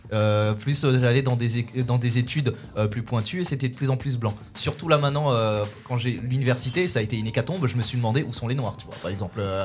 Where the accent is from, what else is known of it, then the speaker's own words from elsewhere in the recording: Louvain-la-Neuve, Wallonia, Belgium; j'ai grandi en Belgique et j'ai grandi à Louvain-la-Neuve